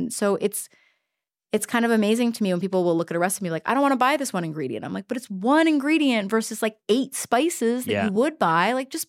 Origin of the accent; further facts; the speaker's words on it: the South, United States; I'm from the South.